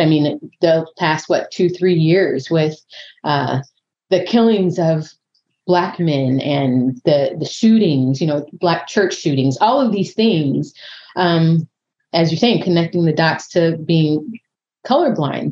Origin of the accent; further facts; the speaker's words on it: San Diego, California, United States; moved away as an adult; I grew up in Southern California, San Diego